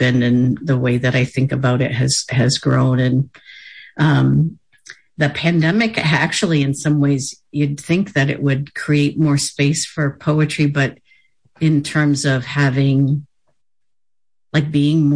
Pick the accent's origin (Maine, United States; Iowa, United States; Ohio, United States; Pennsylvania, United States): Maine, United States; Bangor; I grew up in the Bangor area in Penobscot territory